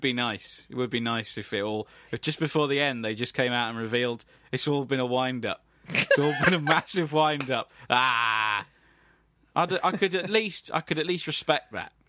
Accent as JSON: {"language": "English", "region": "England", "country": "United Kingdom", "said": "we are English"}